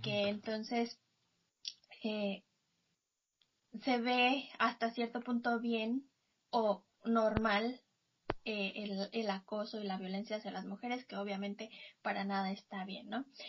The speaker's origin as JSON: {"language": "Spanish", "country": "Mexico", "said": "soy mexicana"}